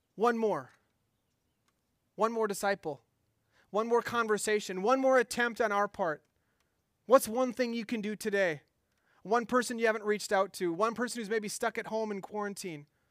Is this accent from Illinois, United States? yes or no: no; Minnesota, United States; I'm from Minnesota